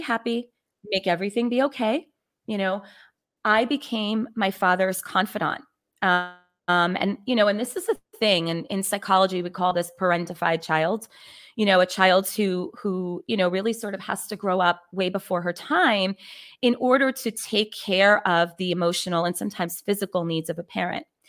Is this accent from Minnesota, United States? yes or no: no; New York City, New York, United States; I was born and raised in the Bronx, New York.